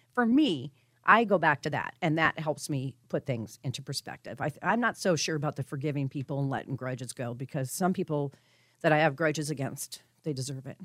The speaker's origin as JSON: {"language": "English", "region": "Colorado", "country": "United States", "tie": "born or raised there", "moved": "yes", "said": "I'm from Colorado. I grew up there"}